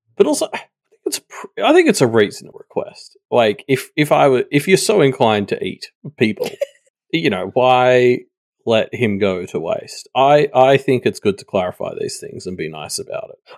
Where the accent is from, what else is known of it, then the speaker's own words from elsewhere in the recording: Australia; as an Australian